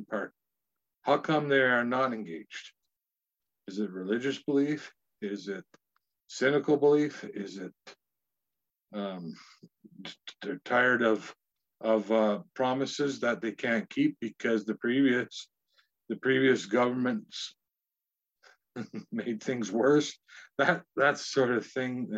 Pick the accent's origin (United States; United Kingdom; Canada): Canada; Northwestern Ontario; moved away as an adult; now in Ottawa, Canada; I'm from Northwestern Ontario and I live in Ottawa